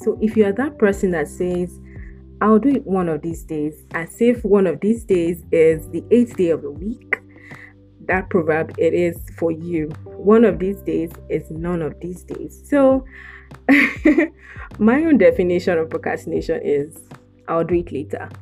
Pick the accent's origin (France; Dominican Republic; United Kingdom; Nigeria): Nigeria; South West Nigeria; I am from West Africa, Nigeria to be precise, and I am from the southwestern part of Nigeria.